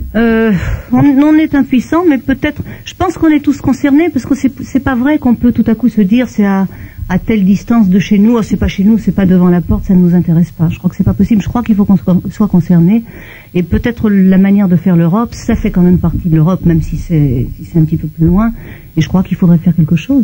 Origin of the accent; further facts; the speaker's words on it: Belgium; now in France; Je viens de Belgique